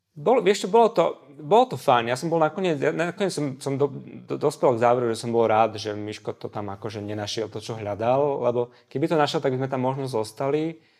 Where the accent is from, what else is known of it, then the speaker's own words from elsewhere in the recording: Košice, Košice Region, Slovakia; moved away as an adult; also born or lived in Prešov / Luxembourg; now in Bratislava, Slovakia; ja som Košičan, ja som sa narodil v Prešove, ale ako, uh, žil som takmer celý život v Košiciach, potom bola Bratislava a potom ten Luxemburg